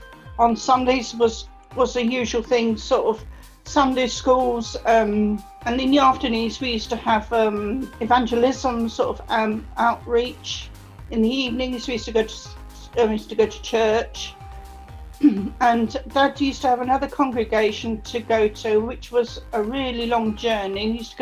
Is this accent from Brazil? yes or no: yes; Brazil; I was born in Brazil, and I grew up actually in Brazil. My childhood was really nice. I enjoyed living out in Brazil. The Brazilians were really friendly.